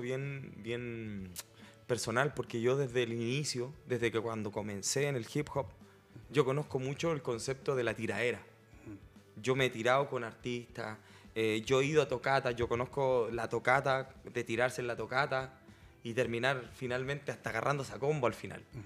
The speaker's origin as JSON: {"language": "Spanish", "country": "Chile", "said": "yo mismo siendo chileno"}